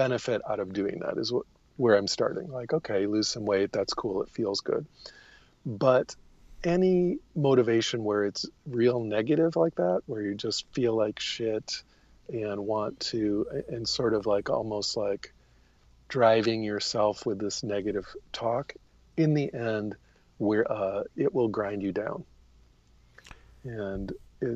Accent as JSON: {"language": "English", "country": "United States", "said": "As an American"}